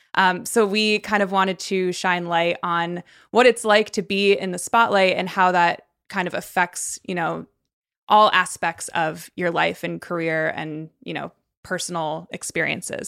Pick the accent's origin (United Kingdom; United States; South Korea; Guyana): United States; Connecticut; I grew up in Connecticut, so, like, you know, middle of nowhere